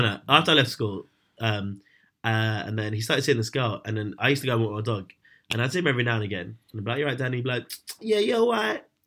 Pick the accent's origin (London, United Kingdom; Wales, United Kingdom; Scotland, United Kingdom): London, United Kingdom; I grew up in London